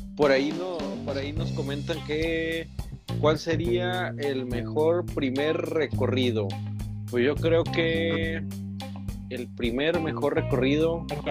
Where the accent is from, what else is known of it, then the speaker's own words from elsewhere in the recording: Tampico, Tamaulipas, Mexico; él y yo somos de Tampico